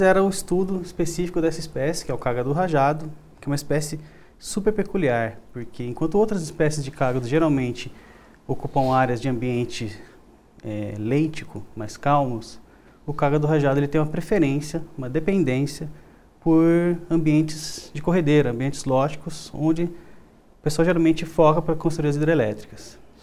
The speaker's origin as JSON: {"language": "Portuguese", "region": "interior of São Paulo", "country": "Brazil", "tie": "born or raised there", "also_born_or_lived": "southern Brazil", "moved": "yes", "lives_now": "Goiânia, Brazil", "said": "Natural do interior de São Paulo, mas vivi já no sul, uns 17 anos"}